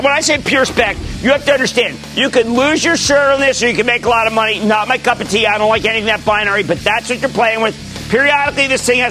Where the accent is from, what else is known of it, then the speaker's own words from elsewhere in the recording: Pennsylvania, United States; my home state of Pennsylvania